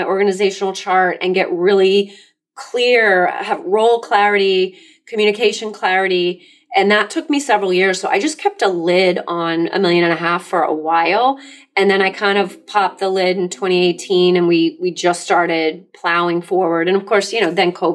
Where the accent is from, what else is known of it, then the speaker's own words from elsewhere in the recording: Massachusetts, United States; I'm Massachusetts